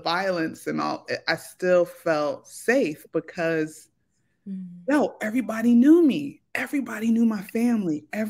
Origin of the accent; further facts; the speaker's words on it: Philadelphia, Pennsylvania, United States; I grew up in South Philly, like, 24th and Tasker, in the 90s when Philly was known as Philadelphia.